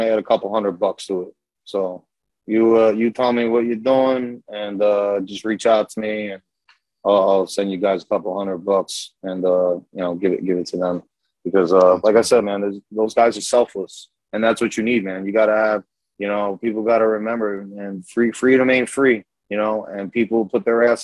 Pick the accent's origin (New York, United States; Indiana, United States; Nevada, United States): New York, United States; accent: New York; also born or lived in Yonkers, New York; I am from New York. I was there when 9/11 happened